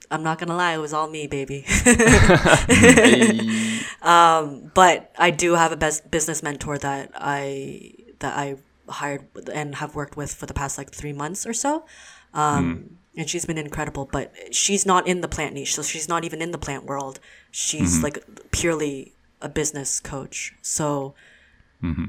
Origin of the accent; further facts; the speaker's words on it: Hamilton, Ontario, Canada; also born or lived in Waterloo; I grew up in Hamilton, so it's a predominantly white neighborhood community